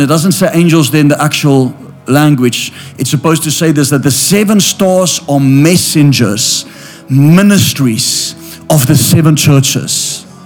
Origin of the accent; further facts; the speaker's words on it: South Africa; I'm from South Africa